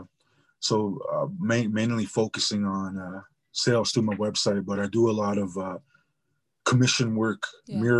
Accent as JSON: {"language": "English", "area": "Blackfeet Nation", "region": "Montana", "country": "United States", "said": "I'm part of the Blackfeet Nation in Montana, also part of the Blackfoot Confederacy. I live in Montana"}